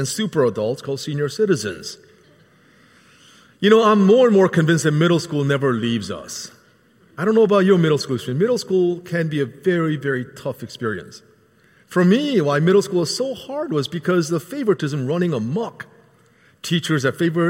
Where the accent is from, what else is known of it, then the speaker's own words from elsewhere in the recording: Philadelphia, Pennsylvania, United States; growing up in the Philadelphia area